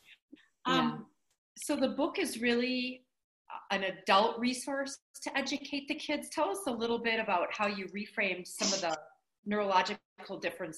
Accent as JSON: {"language": "English", "town": "Milwaukee", "region": "Wisconsin", "country": "United States", "said": "And I have Katelyn Mabry from Milwaukee, Wisconsin. We're both from Milwaukee area"}